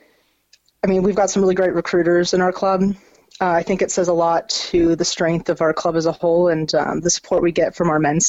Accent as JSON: {"language": "English", "country": "United States", "tie": "born or raised there", "said": "growing up as an American, I played soccer for my whole life"}